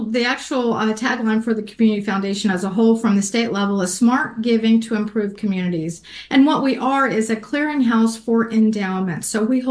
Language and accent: English; Florida, United States; now in Hot Springs Village, United States; my hometown cemetery back in Florida